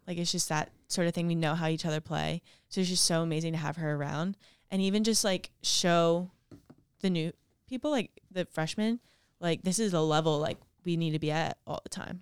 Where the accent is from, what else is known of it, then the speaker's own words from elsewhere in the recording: Ocean City, New Jersey, United States; I grew up in Ocean City, New Jersey